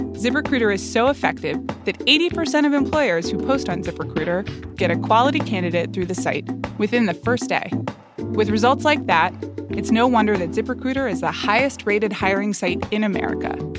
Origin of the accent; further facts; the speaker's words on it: Atlanta, Georgia, United States; I grew up in Atlanta, Georgia